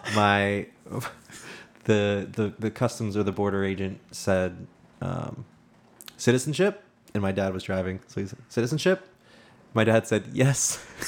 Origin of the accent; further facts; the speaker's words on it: Erie, Pennsylvania, United States; I was born in Erie, Pennsylvania